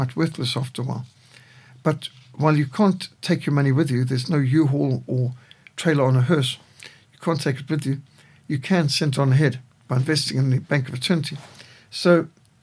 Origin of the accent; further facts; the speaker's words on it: Zimbabwe; also born or lived in Fort Victoria; I grew up in Rhodesia